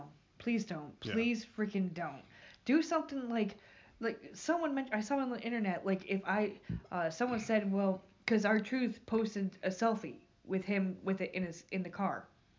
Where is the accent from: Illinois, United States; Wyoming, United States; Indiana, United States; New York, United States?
New York, United States; Albany; I'm from Albany.